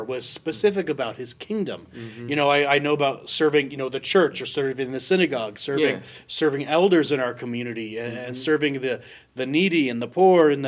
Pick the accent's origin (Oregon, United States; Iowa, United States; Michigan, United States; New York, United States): Oregon, United States; Salem; moved away as an adult; now in Colorado Springs, United States; I was born and raised in Salem, Oregon, on the west coast of the States.